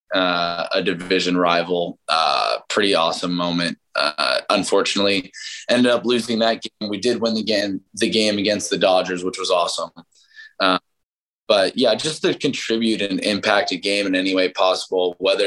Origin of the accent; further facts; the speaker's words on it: San Diego, California, United States; moved away; I grew up in San Diego